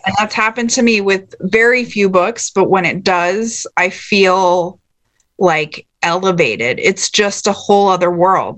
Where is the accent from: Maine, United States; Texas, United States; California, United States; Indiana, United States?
Texas, United States; growing up in Texas